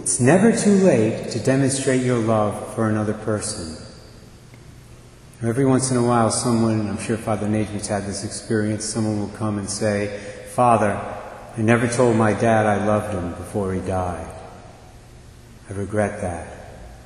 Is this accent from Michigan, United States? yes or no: no; Barrington, Rhode Island, United States; also born or lived in Westerly, Rhode Island; the parish I grew up in Barrington